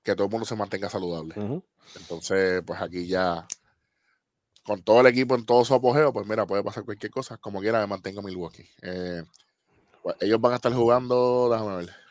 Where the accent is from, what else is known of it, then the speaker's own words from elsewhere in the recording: Puerto Rico; como buenos puertorriqueños.